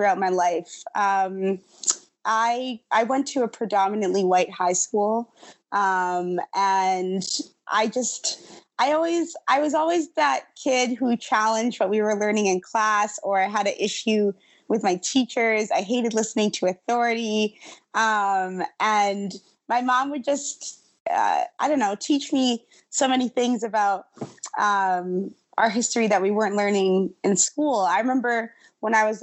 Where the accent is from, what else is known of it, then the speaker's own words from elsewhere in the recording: Winnipeg, Manitoba, Canada; I was born and raised in Winnipeg